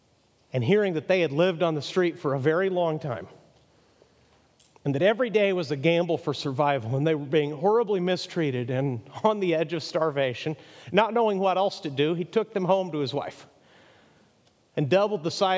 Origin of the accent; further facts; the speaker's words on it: Mexico; Now, I grew up in Mexico. My younger son's a Mexican citizen, actually. He's a dual citizen, so I'm about as close to Mexico as a gringo can be.